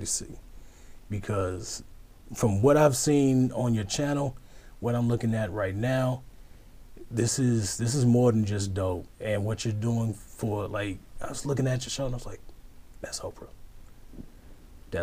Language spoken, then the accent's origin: English; Houston, Texas, United States; I'm from Houston. Born in Third Ward